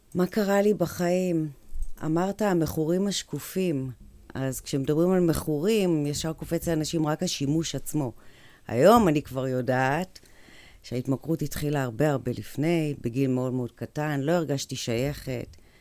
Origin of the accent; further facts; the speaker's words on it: Kiryat Ono, Central District, Israel; גדלתי בקריית אונו